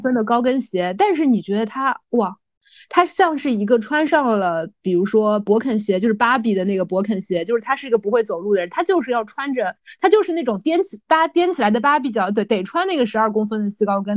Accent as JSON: {"language": "Chinese", "region": "Shanghai", "country": "China", "tie": "born or raised there", "said": "对于我们上海人来说，它真的是一个从小的记忆"}